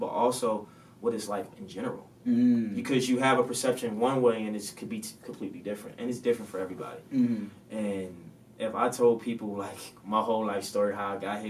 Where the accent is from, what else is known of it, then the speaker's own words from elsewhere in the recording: Baltimore, Maryland, United States; I'm from Baltimore, Maryland